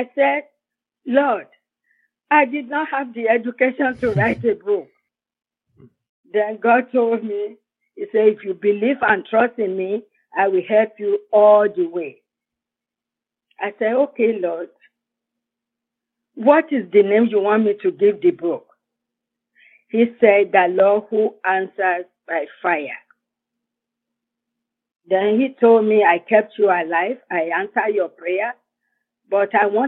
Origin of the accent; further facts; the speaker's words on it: Nigeria; moved away as an adult; also born or lived in Fayetteville, North Carolina; now in United States; I'm from Nigeria in West Africa.